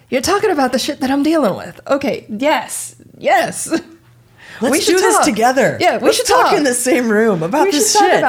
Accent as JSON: {"language": "English", "region": "Indiana", "country": "United States", "tie": "born or raised there", "lives_now": "California, United States", "said": "and I, I didn't come to California until 2005. Like, I, like, I grew up in Indiana."}